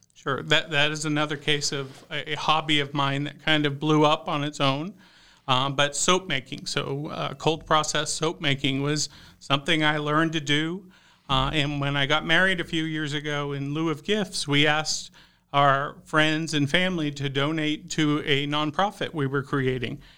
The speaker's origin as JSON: {"language": "English", "town": "Houston", "region": "Texas", "country": "United States", "tie": "born or raised there", "also_born_or_lived": "Dallas, Texas", "moved": "as an adult", "lives_now": "Idaho, United States", "said": "I grew up in the Houston suburbs, so right, uh, next to Nas-, NASA, the Johnson Space Center"}